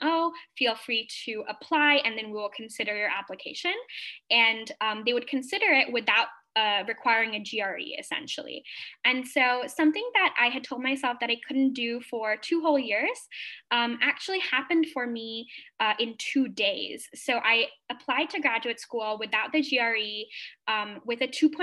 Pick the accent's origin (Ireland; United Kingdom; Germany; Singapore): Singapore; moved away as an adult; now in Atlanta, United States; I am a Singaporean Indian international student currently pursuing my master's in aerospace engineering at Georgia Tech in Atlanta, Georgia, in the United States